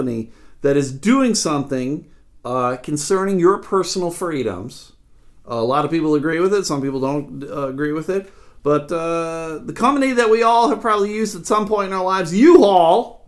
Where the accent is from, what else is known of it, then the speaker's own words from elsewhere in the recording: United States; I grew up near Canada, so we would just go across